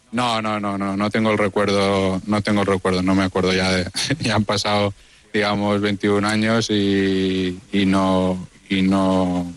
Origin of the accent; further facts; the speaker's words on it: Mallorca, Balearic Islands, Spain; siendo mallorquín de la casa